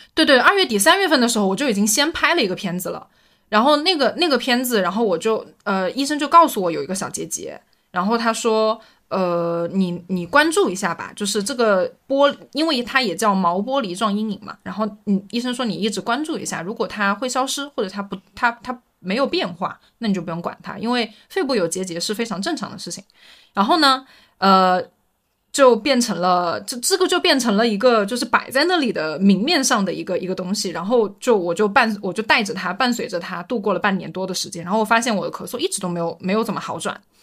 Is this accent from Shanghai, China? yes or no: no; Anhui, China; now in Shenzhen, China; 因为我是安徽人